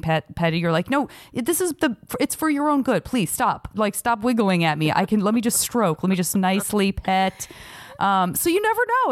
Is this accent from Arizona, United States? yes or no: yes; Tucson, Arizona, United States; where I grew up in Tucson